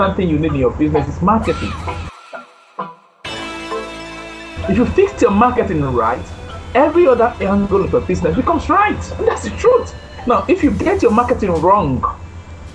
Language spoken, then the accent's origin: English; Nigeria; I am a Nigerian, true and true, a Nigerian, very proud to be.